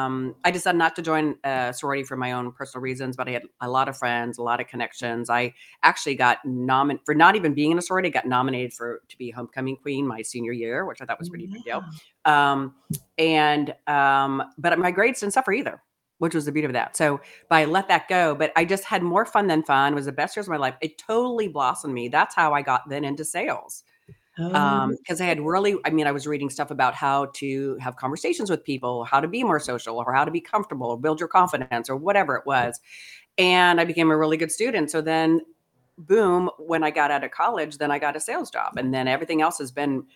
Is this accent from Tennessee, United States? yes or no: no; Pittsburgh, Pennsylvania, United States; also born or lived in New Jersey / Ohio / Kansas City; now in California, United States; I was born in New Jersey, raised Pittsburgh. Then we moved as a family to Ohio